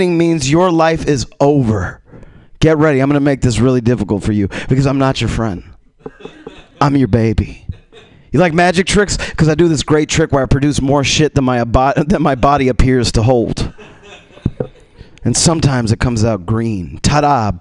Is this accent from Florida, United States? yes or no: yes; Miami, Florida, United States; now in Los Angeles, United States; I'm from Miami, man. I just live in Los Angeles